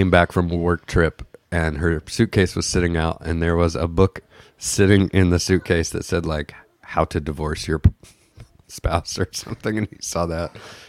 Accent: Bloomington, Indiana, United States; also born or lived in Littleton, Colorado / Bedford, Indiana; we moved to Indiana when I was two. And, okay. Lived in Bedford.

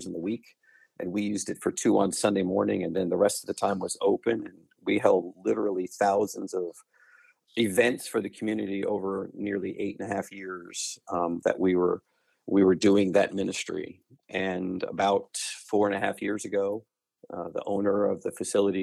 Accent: Long Island, just outside of Queens, New York, United States; also born or lived in Chattanooga, Tennessee; now in Dallas, United States; I was born and raised just outside of Queens on Long Island

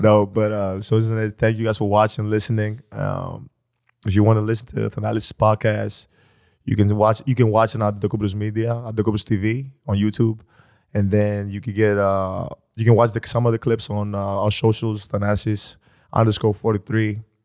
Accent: Athens, Attica, Greece; I was born in Athens, Greece

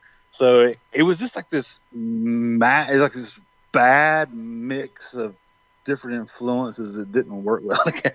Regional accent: High Point, North Carolina, United States; I grew up in High Point, Greensboro, North

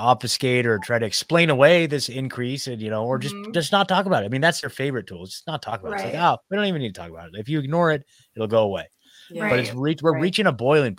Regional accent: Oregon, United States; moved away as an adult; now in Nashville, United States; I was born and raised in Oregon. I actually just left last year. I just hit my 1 year in Nashville, Tennessee.

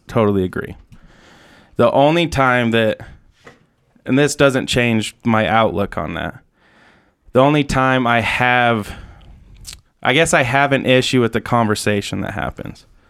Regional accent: Utah, United States; growing up in Utah

